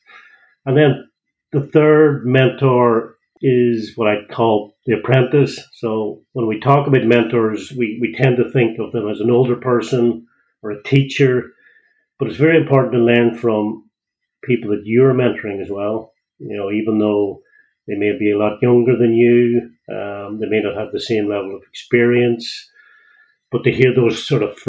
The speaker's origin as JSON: {"language": "English", "region": "County Donegal", "country": "Ireland", "moved": "yes", "lives_now": "Greystones, Ireland", "said": "I don't have a Greystones accent. So I'm originally from Donegal"}